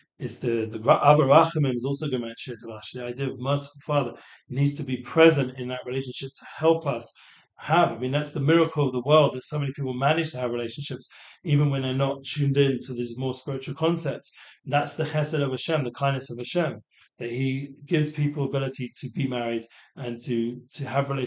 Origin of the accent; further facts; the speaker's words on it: England, United Kingdom; moved away; growing up in England, you develop a little, I'm not making excuses, but you get a bit of a sarcastic kind of sense of humor. So I'm going back to London